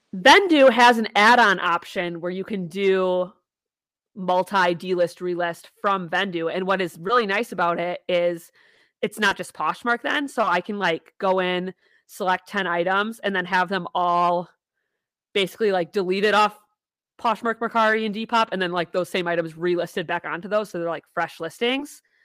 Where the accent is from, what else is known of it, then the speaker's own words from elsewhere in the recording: Wisconsin, United States; we're from Wisconsin